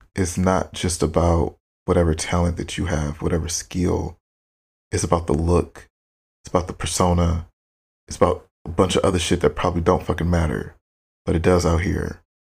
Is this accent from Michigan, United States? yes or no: yes; Detroit, Michigan, United States; moved away as an adult; now in Los Angeles, United States; I'm from Michigan. I love being born and raised in Michigan. It's a beautiful state, gorgeous, amazing history, especially coming from Detroit